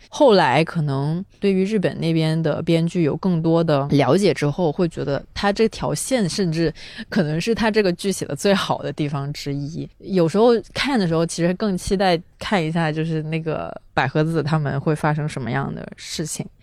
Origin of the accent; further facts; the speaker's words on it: the South, southern China, China; 我作为一个南方人